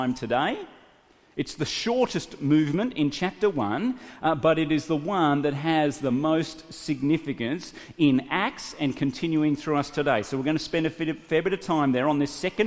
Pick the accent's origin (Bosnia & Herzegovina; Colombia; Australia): Australia; moved away as an adult; also born or lived in Sydney; I loaded up my little Honda hatchback with everything that I had in my country town and left my hometown to move to Sydney to go to university.